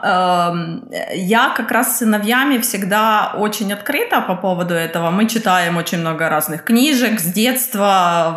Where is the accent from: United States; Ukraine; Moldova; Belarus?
Ukraine; Kyiv; moved away as an adult; now in Germany; я из Украины. Но временно живу в Германии